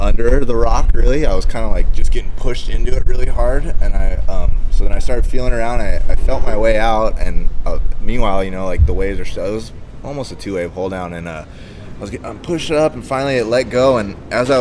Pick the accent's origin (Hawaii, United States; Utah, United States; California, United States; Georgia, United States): Hawaii, United States; Big Island of; Growing up on the Big Island was awesome for me